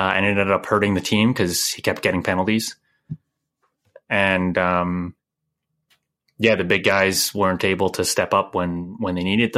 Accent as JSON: {"language": "English", "country": "Canada", "said": "being Canadian"}